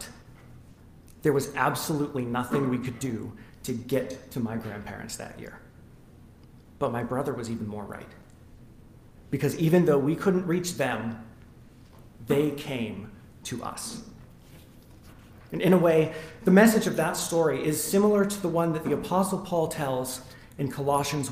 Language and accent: English; Western Washington State, United States; also born or lived in Nashville, Tennessee; when I was about 8 years old, my family moved to Western Washington State